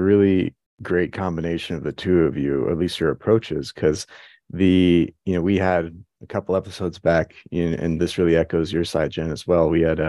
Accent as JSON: {"language": "English", "country": "Afghanistan", "moved": "yes", "said": "I am from Afghanistan as well."}